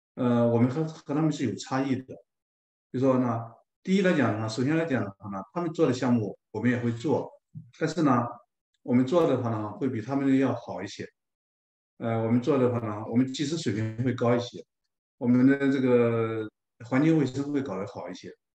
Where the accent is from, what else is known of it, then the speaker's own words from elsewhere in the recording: China; moved away as an adult; now in Toronto, Canada; 我们中国人